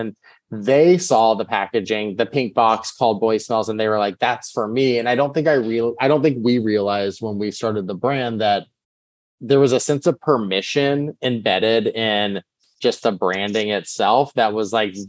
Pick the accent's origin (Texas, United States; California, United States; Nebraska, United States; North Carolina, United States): Texas, United States; I think when you grow up queer, I grew up in Texas, like you're finding like your personality